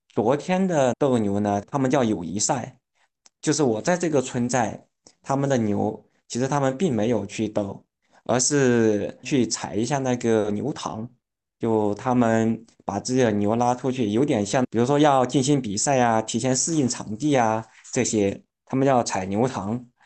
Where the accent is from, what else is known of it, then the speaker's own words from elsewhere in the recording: Ruijin, Jiangxi, China; moved away as an adult; also born or lived in Shandong / Guangxi / Changzhou, Jiangsu / Beijing; 像我家乡，因为我家乡是在一个比较偏的这样的一个山村里面。呃，对了，我家乡是在江西瑞金。呃，我们那个村子离县城